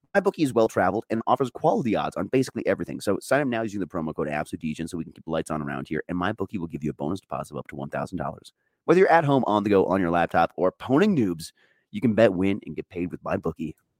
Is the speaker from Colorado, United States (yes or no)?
yes; Colorado, United States; my Rockies are my hometown team